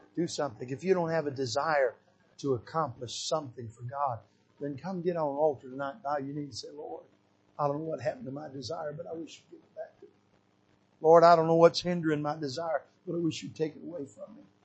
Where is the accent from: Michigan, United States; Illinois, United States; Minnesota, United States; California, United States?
Michigan, United States; when I was a little boy growing up in Michigan, barefooted running out in the woods.